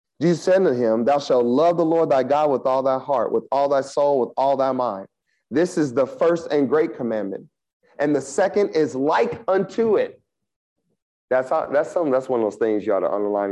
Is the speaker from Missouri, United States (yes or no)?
yes; Kansas City, Missouri, United States; When I grew up in Kansas City